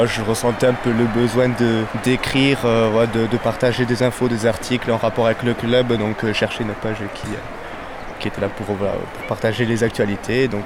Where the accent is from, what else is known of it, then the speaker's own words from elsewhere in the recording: Marsan, France; je suis de Marsan, je fais le trajet chaque week-end euh, pour revenir voir les matchs ici à Montpellier.